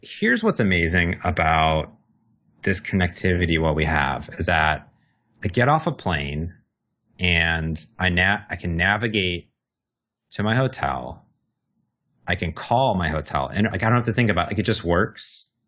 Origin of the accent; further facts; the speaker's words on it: Cleveland, Ohio, United States; moved away as an adult; also born or lived in Phoenix; now in Seattle, United States; I'm from uh, the Cleveland suburbs growing up for 19 years